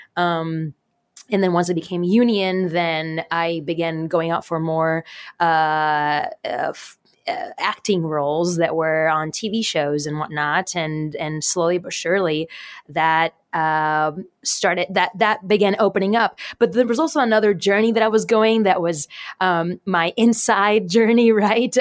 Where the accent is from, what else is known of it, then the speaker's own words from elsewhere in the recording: Puerto Rico; I was born and raised in Puerto Rico